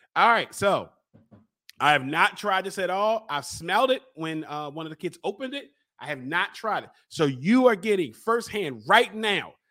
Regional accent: Baltimore, Maryland, United States; I'm from Baltimore

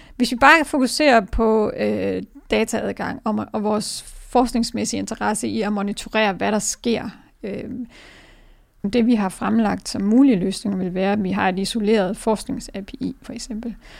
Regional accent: Denmark; som danskere

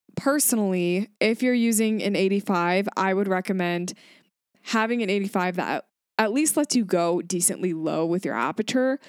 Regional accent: Grand Rapids, Michigan, United States; I am from Grand Rapids, Michigan

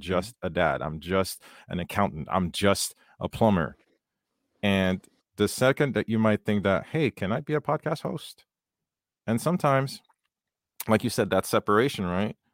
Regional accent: Haiti; I grew up in Haiti

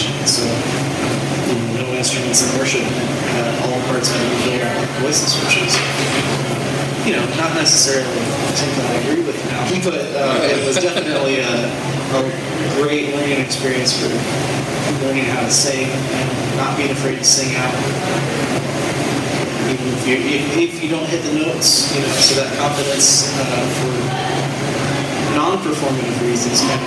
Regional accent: Indianapolis, Indiana, United States; I grew up in Indy, Indiana Township

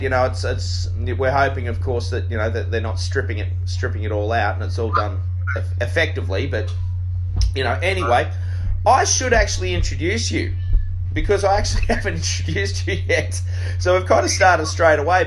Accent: Australia

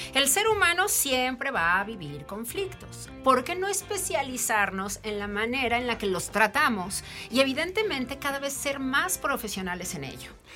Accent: Mexico; para nosotros como mexicanos

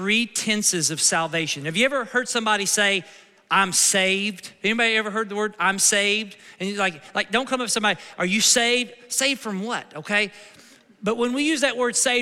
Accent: United States; My citizenship is where? It's in America. I'm an American citizen

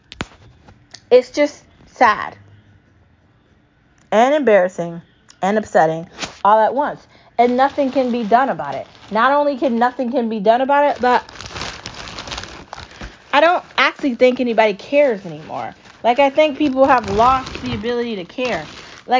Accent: United States; as an American

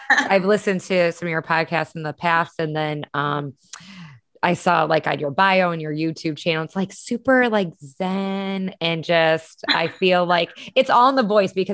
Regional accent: Chicago, Illinois, United States; I'm from Chicago

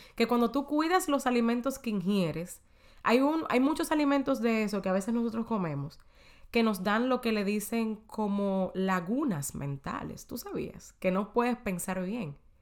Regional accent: Dominican Republic; moved away as an adult; en mi país, en República Dominicana, antes de yo mudarme para acá.

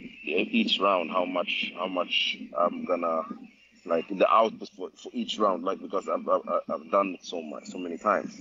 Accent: Stockholm, Stockholm County, Sweden; I grew up in Stockholm, Sweden

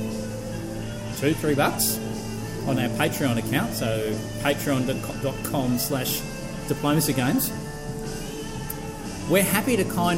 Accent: Australia; we're Australians

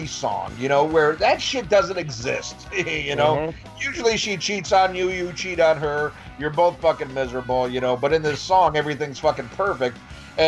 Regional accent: about 50 minutes south of Chicago, Illinois, United States; now in the South, United States; I grew up about 50 minutes south of Chicago

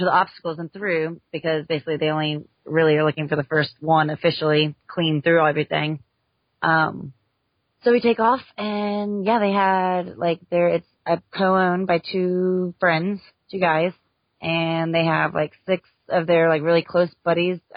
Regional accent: Houston, Texas, United States; moved away; I'm from Houston, and I was recently, just last year, moved back to Houston.

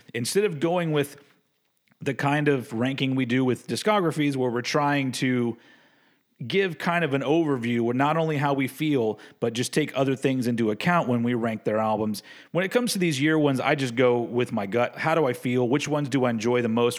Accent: Austin, Texas, United States; my hometown of Austin, Texas

